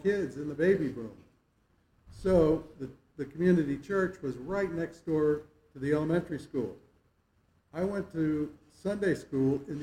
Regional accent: Stamford, Connecticut, United States; moved away; I was born in Stamford, Connecticut, but lived in a small town just adjacent to it

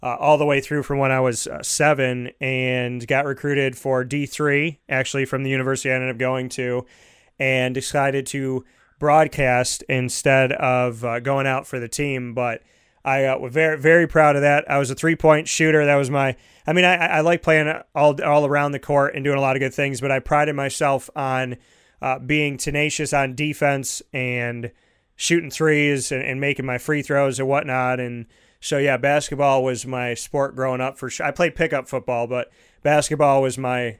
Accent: Syracuse, New York, United States; I grew up in Syracuse, New York

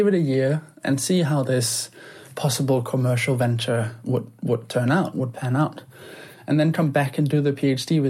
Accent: Denmark; now in London, United Kingdom; growing up in Denmark

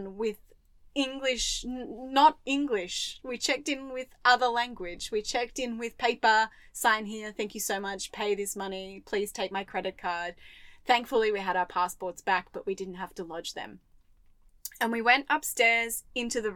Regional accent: Australia; I'm an Australian woman.

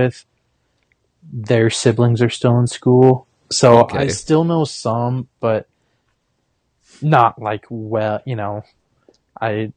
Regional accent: Paxton, Nebraska, United States; moved away as an adult; also born or lived in Casper, Wyoming; now in Sioux Falls, United States; Ollie's, which is a bar / restaurant in my hometown

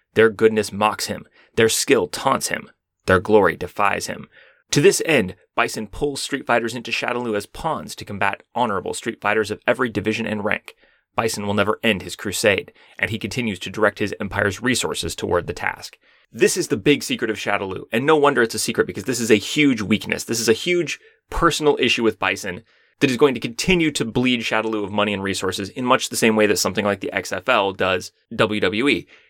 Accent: United States; I'm from the United States.

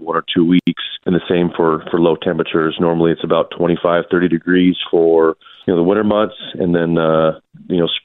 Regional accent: Nampa, Idaho, United States; I grew up in Nampa, born and raised

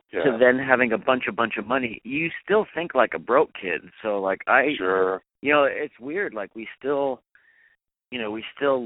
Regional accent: York, Pennsylvania, United States; moved away as an adult; now in Los Angeles, United States; I'm a kid from Pennsylvania

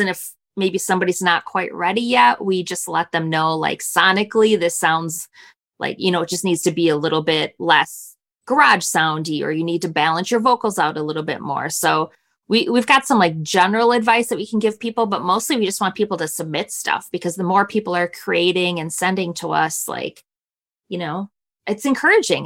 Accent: Milwaukee, Wisconsin, United States; We, we grew up outside of Milwaukee

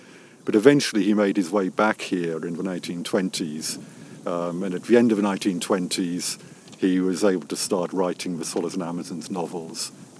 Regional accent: Birmingham, West Midlands, United Kingdom; also born or lived in South Wales; And I was actually not born in Cumbria, or my family is not from Cumbria either. We're actually from South Wales, my family. I actually grew up, though, in Birmingham

